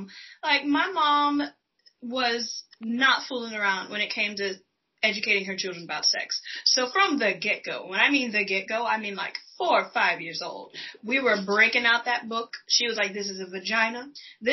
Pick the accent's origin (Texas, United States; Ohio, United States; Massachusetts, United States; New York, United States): Texas, United States; Houston; moved away; I'm from Texas, born and raised